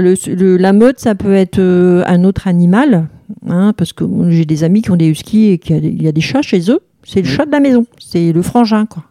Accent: Hauts-de-France, France; moved away as an adult; now in Haverskerque, France; je suis de l'Artois

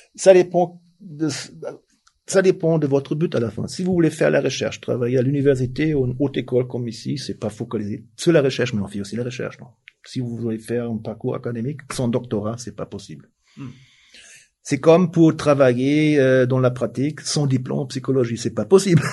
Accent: Germany; French is a second language; now in Switzerland; je suis suisse maintenant, mais je suis tellement allemand

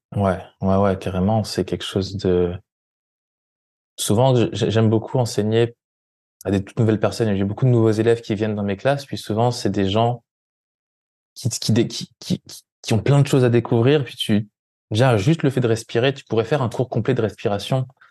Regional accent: France; moved away; en France, en, en, Occident, on nous apprend

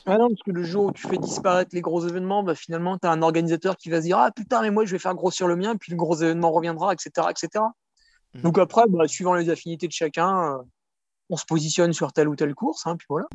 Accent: France; en tant que Français, on a UTMB proche de chez nous

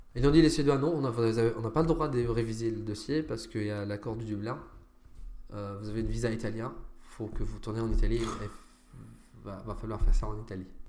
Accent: Syria; also born or lived in Lebanon / Sweden; now in France; mon passeport syrien

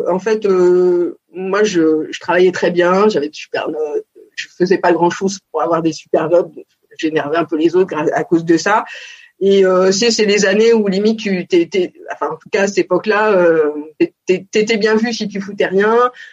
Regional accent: Paris region, Île-de-France, France; born or raised there; also born or lived in Montpellier

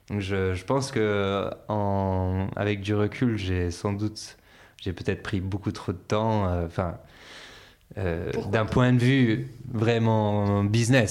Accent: Antibes, Provence-Alpes-Côte d'Azur, France; moved away as an adult; also born or lived in Boston, United States / Lyon, France / San Francisco, United States / Los Angeles, United States; now in Biarritz, France; je suis né à Boston, aux États-Unis. J'ai déménagé en France quand j'avais 6 ans et euh, pour euh, habiter sur une ferme euh, avec mes parents. Et ensuite, j'ai grandi surtout dans le sud de la France, près de Nice, à, Antibes.

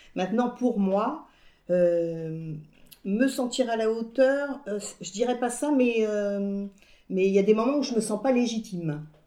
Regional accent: France; also born or lived in Paris; now in Rennes, France; je suis née en France. Euh, je parle français

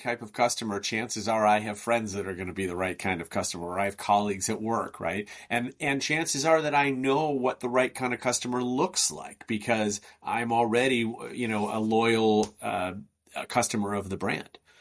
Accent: Chicago, Illinois, United States; I hail from Chicago in the United States

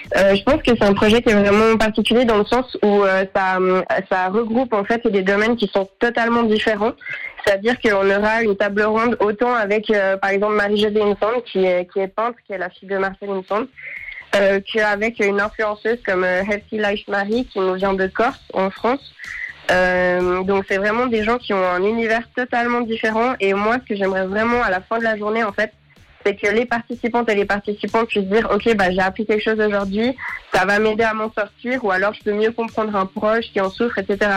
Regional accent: Lausanne, Vaud, Switzerland; je viens de Lausanne

